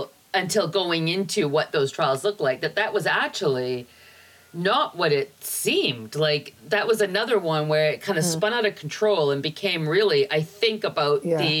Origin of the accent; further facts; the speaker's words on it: Blackpool, North West England, United Kingdom; I was born in Blackpool and went to a Catholic school. I come from a Catholic family.